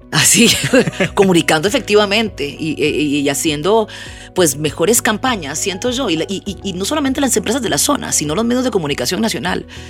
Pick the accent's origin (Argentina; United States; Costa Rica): Costa Rica; nosotros como costarricenses